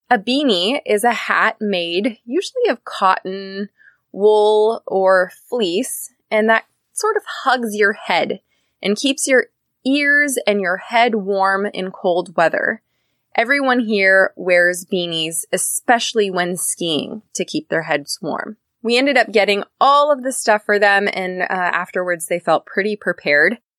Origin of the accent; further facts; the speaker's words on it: Northern California, United States; I'm from Northern California.